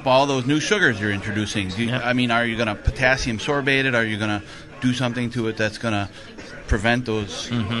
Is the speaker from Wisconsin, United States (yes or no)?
yes; Neosho, Wisconsin, United States; I'm from Neosho, which is just north of Milwaukee here.